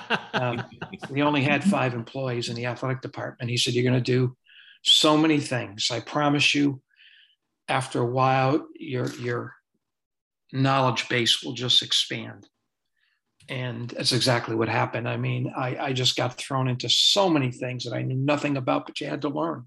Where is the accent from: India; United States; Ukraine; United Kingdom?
United States; Springfield, Massachusetts; moved away; also born or lived in Providence, Rhode Island; I was born and raised in Springfield, Massachusetts.